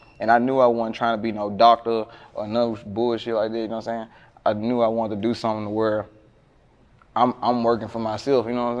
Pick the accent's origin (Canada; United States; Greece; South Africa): United States; Memphis, Tennessee; I was born in the Haven.